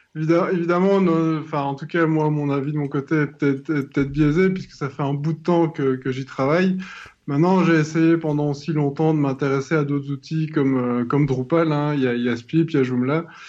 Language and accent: French; southern Belgium, Belgium; Je viens du sud de la Belgique